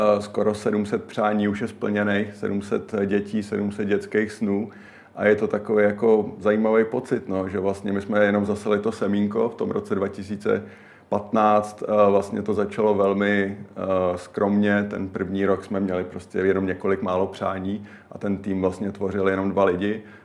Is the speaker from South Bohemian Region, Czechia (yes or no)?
no; Prague, Czechia; já jsem Pražák a dlouho bydlíme v Praze oba